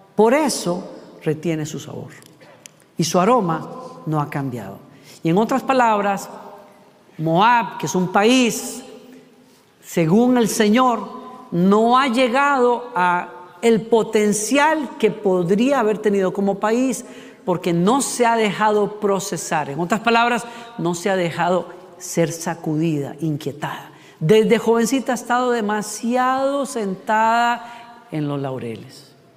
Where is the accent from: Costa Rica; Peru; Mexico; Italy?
Costa Rica; yo soy de Costa Rica